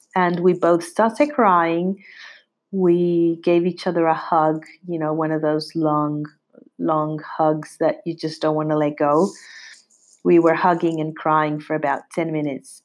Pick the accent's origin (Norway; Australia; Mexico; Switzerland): Mexico; moved away as an adult; also born or lived in London; We're from Mexico. We, we were both from Mexico